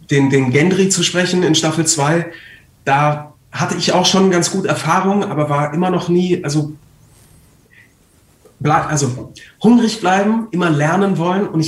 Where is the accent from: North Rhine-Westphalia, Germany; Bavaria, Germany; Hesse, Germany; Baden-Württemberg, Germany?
Bavaria, Germany; Munich; born there; ich bin in München geboren und ähm, ich habe sehr viele Freunde da und meine Mutter wohnt in München.